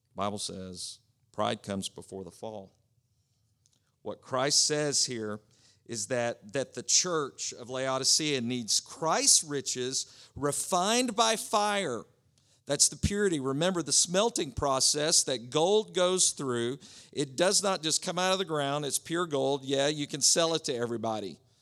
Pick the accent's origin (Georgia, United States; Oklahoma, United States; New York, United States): Oklahoma, United States; moved away; It's where I grew up in Oklahoma.